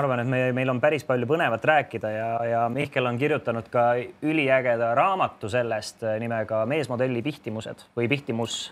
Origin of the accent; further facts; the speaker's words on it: Tallinn, Harju County, Estonia; ma elasin ka seal, kasvasin ülesse